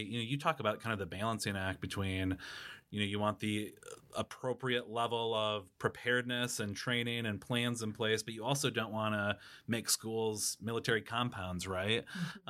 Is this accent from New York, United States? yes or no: no; Watertown, South Dakota, United States; I grew up in Watertown, South Dakota